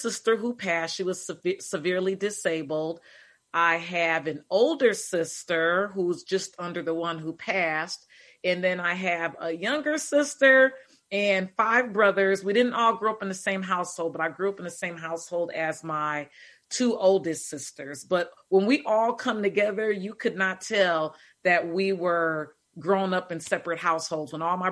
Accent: Milwaukee, Wisconsin, United States; I grew up in Milwaukee, Wisconsin

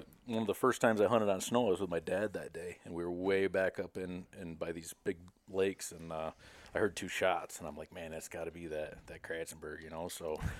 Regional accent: Westernville, New York, United States; now in Boonville, United States; I was born and raised in Westernville, New York, which is probably half an hour or so outside the Adirondacks. Moved to Boonville after I got out of college in Paul Smith and landed here.

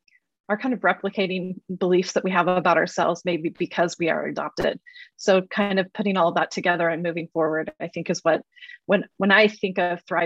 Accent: Oklahoma, United States; also born or lived in Utah; I was born in the state of Utah and immediately adopted to, well, not immediately, after 9 weeks, that I was adopted and raised in Oklahoma.

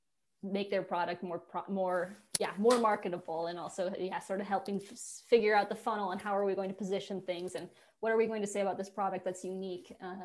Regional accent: Colorado, United States; moved away as an adult; now in Netherlands; because again, I'm from Colorado. I grew up having the mountains right next to me.

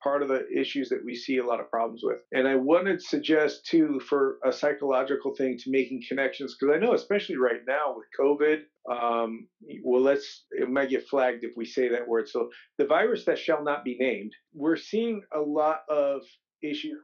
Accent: Ohio, United States; I grew up in Ohio

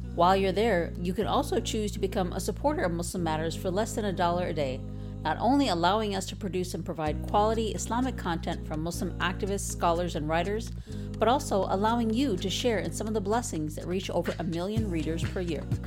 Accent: Chicago, Illinois, United States; I am from Chicago

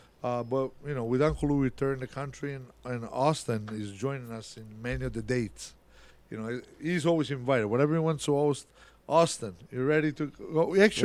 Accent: Italy; now in Rochester, United States; I grew up in Italy.

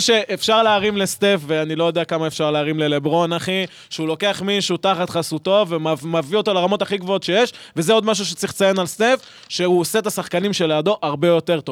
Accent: Petah Tikva, Central District, Israel; אני נולדתי בבית חולים בפתח תקווה

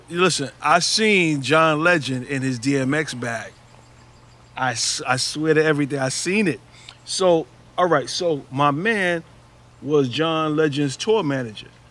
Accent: New York City, New York, United States; my town, our town

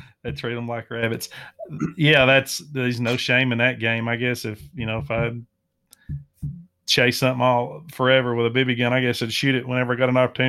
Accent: the South, United States; I'm being from the South, I'm a covey hunter

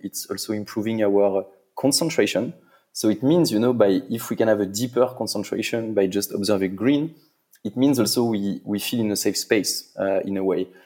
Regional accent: Paris, Île-de-France, France; I'm from Paris. I'm French

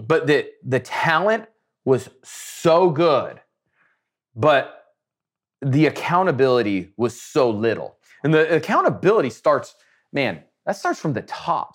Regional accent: Nebraska, United States; I'm some nobody from Nebraska

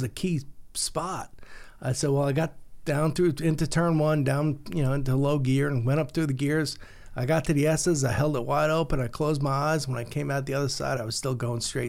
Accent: Long Island, New York, United States; I'm from Long Island

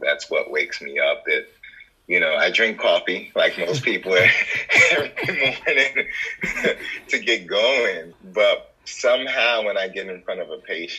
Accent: Maryland, United States; moved away as an adult; also born or lived in Jos, Nigeria / Virginia / Brooklyn, New York; now in Houston, United States; I came to the States probably around three and a half years old. I grew up in Maryland

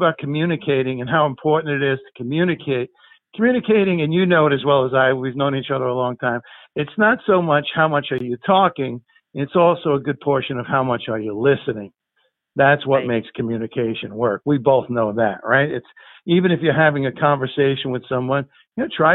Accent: Guttenberg, New Jersey, United States; I grew up in Guttenberg, New Jersey, in Hudson County

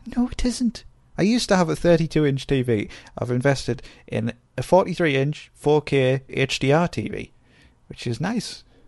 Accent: North East England, United Kingdom; accent: Geordie-ish; We don't, we're not classed as Geordies. We are Geordie-ish.

